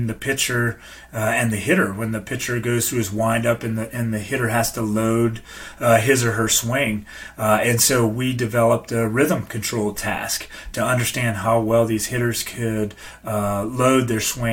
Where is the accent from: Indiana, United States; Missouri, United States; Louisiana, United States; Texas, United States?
Louisiana, United States; moved away as an adult; also born or lived in Tennessee; I grew up in Louisiana.